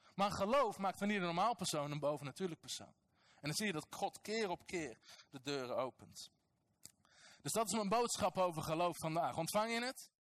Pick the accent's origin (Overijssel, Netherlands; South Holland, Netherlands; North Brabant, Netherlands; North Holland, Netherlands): North Brabant, Netherlands; Als nuchtere Nederlander, als Brabander